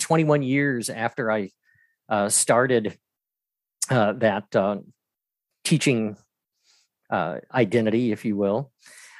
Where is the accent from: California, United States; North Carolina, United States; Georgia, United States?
Georgia, United States; Atlanta; moved away as an adult; now in Greensboro, United States; I'm originally from Atlanta, Georgia.